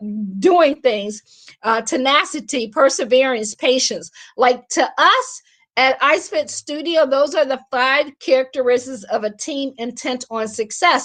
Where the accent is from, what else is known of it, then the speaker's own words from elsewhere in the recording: Akron, Ohio, United States; moved away as an adult; also born or lived in Washington, D.C. / Baltimore / Boston / Pittsburgh; I am from Akron. I always say I grew up shy, sheltered, and in church basically 6 days a week